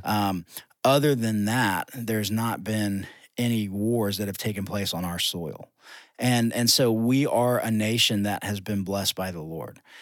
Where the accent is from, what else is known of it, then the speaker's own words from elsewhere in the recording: United States; as American Christians